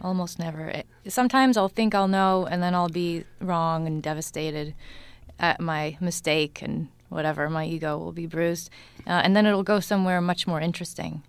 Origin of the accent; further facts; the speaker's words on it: Newton, Massachusetts, United States; I grew up in Newton, Mass.